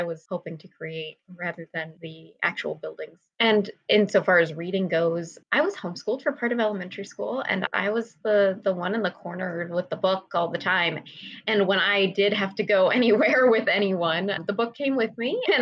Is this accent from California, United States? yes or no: yes; Southern California, United States; I grew up also in Southern California.